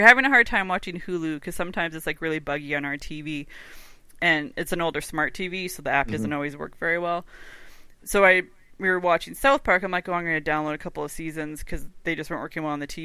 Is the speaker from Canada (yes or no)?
yes; Canada